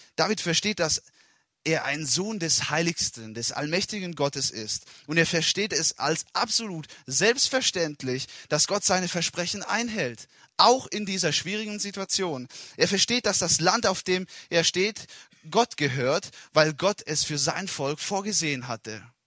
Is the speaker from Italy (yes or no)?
yes; Italy; German is a second language; moved away as an adult; now in Germany; Ich bin in Italien geboren und aufgewachsen und war 19 Jahre lang in Italien